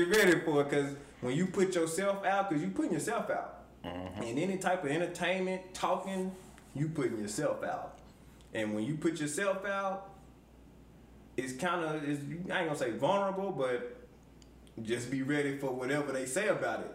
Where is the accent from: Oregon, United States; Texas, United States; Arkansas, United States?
Arkansas, United States; Forrest City; also born or lived in Chicago, Illinois; I'm originally from Chicago, but I moved to Arkansas at a young age